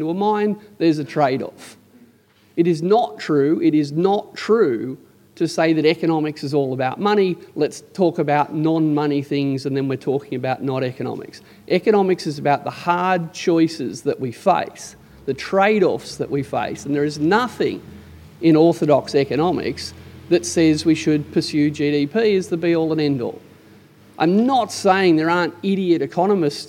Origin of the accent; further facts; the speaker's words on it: Canberra, Australian Capital Territory, Australia; I'm from Canberra